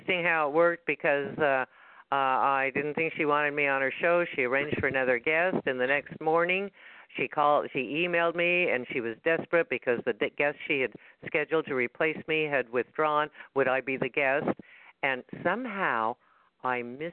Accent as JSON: {"language": "English", "town": "Salt Lake City", "region": "Utah", "country": "United States", "tie": "born or raised there", "said": "in that church that I grew up in Salt Lake City, when I was in the primary"}